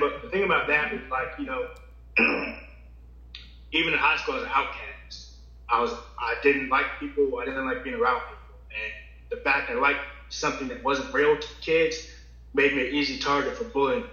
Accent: Virginia, United States; I'm from Virginia.

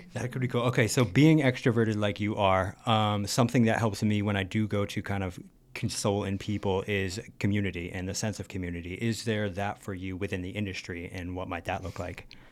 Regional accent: Canton, Connecticut, United States; I'm from Canton, Connecticut

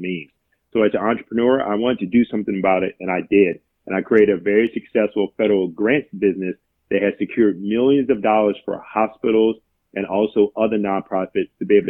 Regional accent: Danville, Virginia, United States; moved away as an adult; now in Arlington County, United States; I was born and raised in Danville, Pennsylvania County

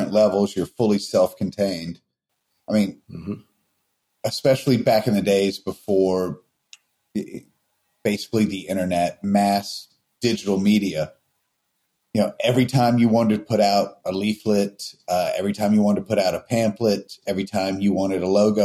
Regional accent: Kennesaw, Georgia, United States; also born or lived in Marietta, Georgia; Kennesaw, where I grew up, was one stoplight

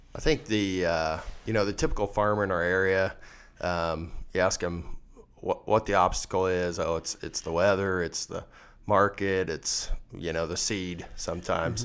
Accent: Leoti, west central Kansas, United States; I was born and raised in Leota, uh, a little town out in west central Kansas

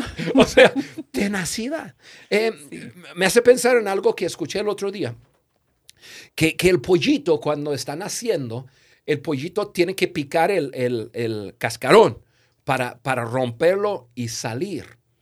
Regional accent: United States; yo crecí en Estados Unidos

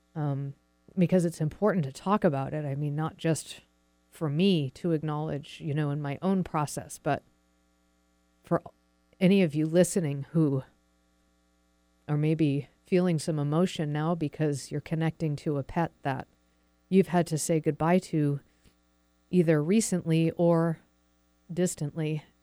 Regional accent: New England, United States; moved away as an adult; now in Seattle, United States; I was born and raised in New England, but I've lived out in Seattle for about 16 years now

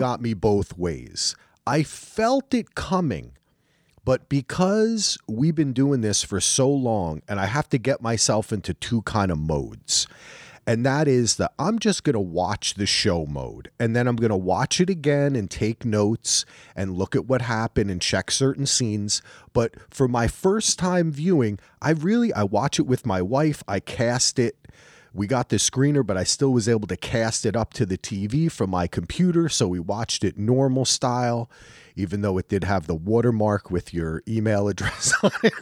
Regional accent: New Jersey, United States; moved away; also born or lived in North Carolina; I'm from New Jersey

